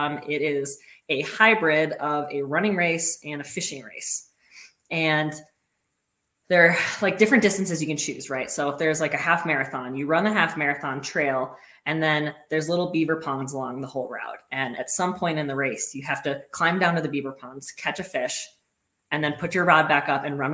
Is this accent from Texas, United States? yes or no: no; Minnesota, United States; I grew up in Minnesota, which is close to Canada.